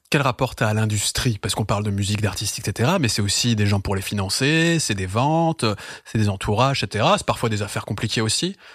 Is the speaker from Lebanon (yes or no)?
no; Brussels, Belgium; même en tant que Belge, même